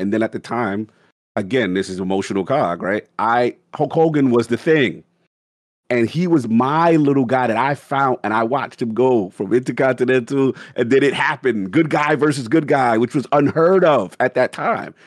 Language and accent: English; New York City, New York, United States; I grew up in South Bronx, five minutes away from Yankee Stadium